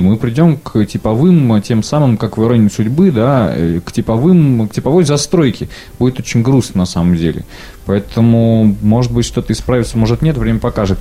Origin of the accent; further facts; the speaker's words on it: Siberia, Russia; я хоть и коренной сибиряк